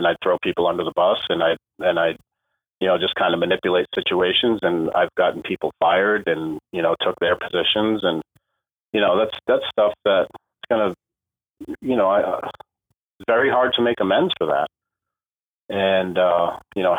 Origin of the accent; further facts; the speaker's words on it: New England, United States; moved away as an adult; also born or lived in Florida; I'm from New England originally